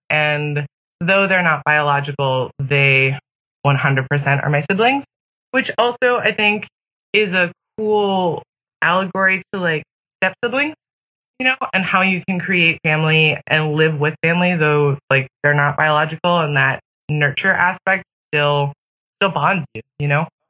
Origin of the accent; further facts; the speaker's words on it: Pacific Northwest, United States; I grew up in the Pacific Northwest in the 90s